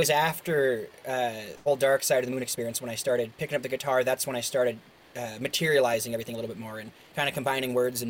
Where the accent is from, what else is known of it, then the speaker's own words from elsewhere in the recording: Seattle, Washington, United States; growing up in Seattle